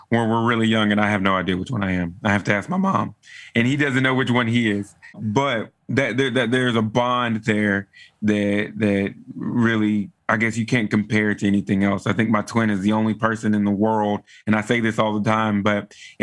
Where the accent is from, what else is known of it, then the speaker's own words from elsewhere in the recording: Texas, United States; I am from Texas. I am a true Texan. I was raised in a pretty standard Southern African American family